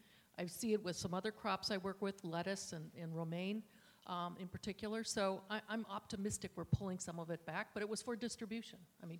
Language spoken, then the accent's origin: English; Minnesota, United States; I grew up in Minnesota. We only had apples. I mean, when I grew up in the wintertime, there wasn't a lot of choice.